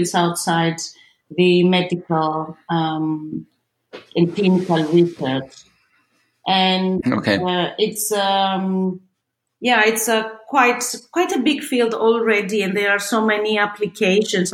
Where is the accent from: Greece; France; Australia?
Greece; moved away as an adult; also born or lived in Cambridge, United Kingdom / Ioannina, Greece; now in Bern, Switzerland; then I went back to my home country, Greece